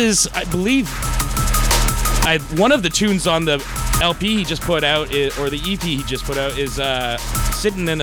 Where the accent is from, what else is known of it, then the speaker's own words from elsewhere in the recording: Canada; we're Canadian.